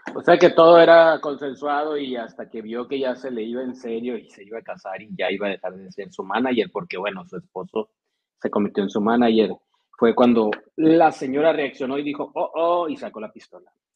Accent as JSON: {"language": "Spanish", "town": "Ciudad Obregón", "region": "Sonora", "country": "Mexico", "tie": "born or raised there", "said": "aquí en, en mi tierra"}